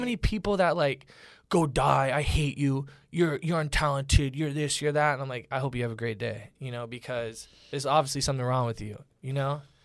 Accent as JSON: {"language": "English", "town": "Orlando", "region": "Florida", "country": "United States", "tie": "born or raised there", "moved": "yes", "lives_now": "Los Angeles, United States", "said": "I grew up in Orlando, Florida"}